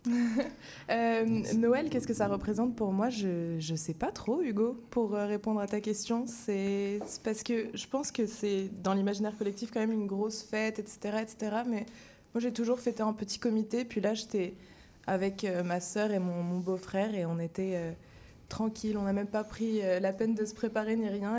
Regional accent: Madagascar; moved away; j'ai grandi à Madagascar

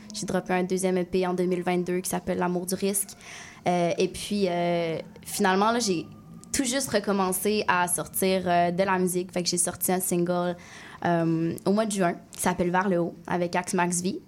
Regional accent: Quebec City, Quebec, Canada; j'ai grandi à Québec, dans un, quartier super multiculturel

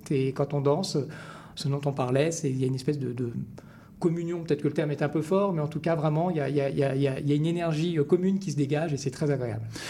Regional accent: France; accent: French; moved away as an adult; now in Quebec, Canada; à mon accent on entend que je, viens de France, ça fait un peu plus de dix ans maintenant que je vis, euh, au Québec

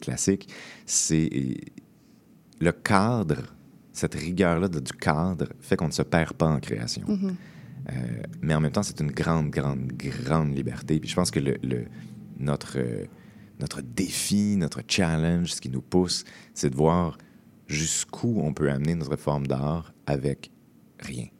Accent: Montreal, Quebec, Canada; moi je viens de Montréal

